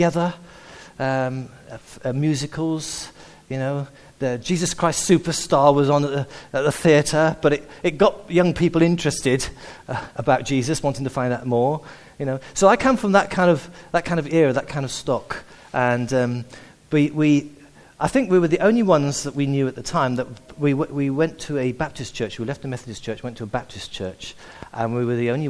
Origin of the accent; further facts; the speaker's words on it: South Wales, United Kingdom; moved away; also born or lived in Sussex; I'm actually a Welshman. I was actually born and brought up in Wales